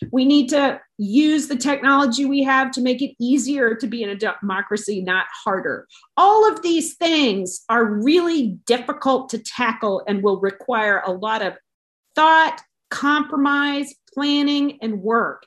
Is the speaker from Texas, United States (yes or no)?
yes; Texas, United States; as a Texan